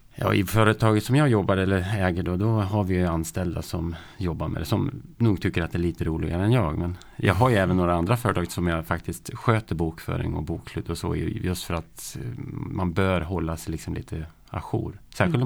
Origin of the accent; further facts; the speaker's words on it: Hudiksvall, Gävleborg County, Sweden; Jag kommer från Hudiksvall